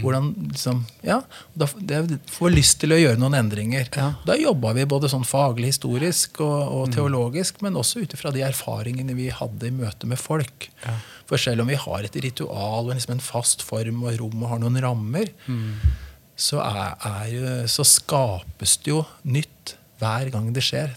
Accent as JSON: {"language": "Norwegian", "town": "Brumunddal", "region": "Innlandet", "country": "Norway", "tie": "born or raised there", "also_born_or_lived": "Hamar", "said": "Så jeg vokste opp i Brumunddal. Hadde hele oppveksten min"}